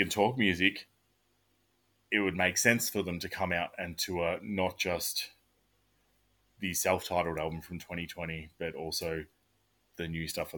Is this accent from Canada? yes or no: no; Australia; as an Aussie